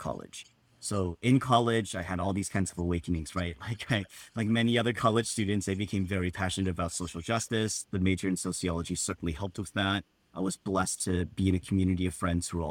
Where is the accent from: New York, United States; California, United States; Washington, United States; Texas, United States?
California, United States; Southern; Really proud to have grown up in Southern California